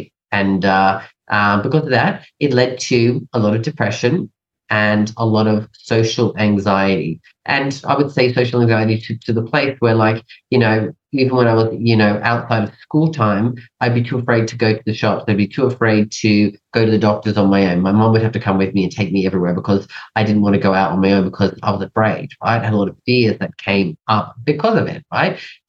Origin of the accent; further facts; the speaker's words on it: England, United Kingdom; also born or lived in Canada; now in Australia; So I was born in Canada, and then at a young age, we moved to England and then lived there for a number of years. And then we moved over to Australia.